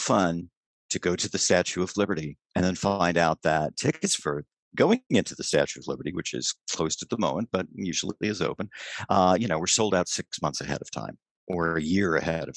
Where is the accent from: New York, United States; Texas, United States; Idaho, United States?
Texas, United States; San Antonio; moved away as an adult; also born or lived in New Jersey; I've worked at San Antonio Missions, which was in my hometown